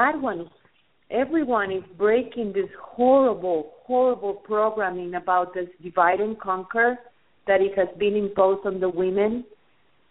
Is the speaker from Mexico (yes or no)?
yes; Mexico; I am from Mexico